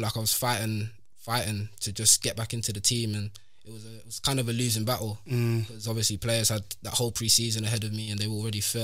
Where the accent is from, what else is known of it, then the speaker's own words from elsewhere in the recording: Stevenage, East of England, United Kingdom; I'm from Stevenage, so like, I've just literally like grown up there like practically all my life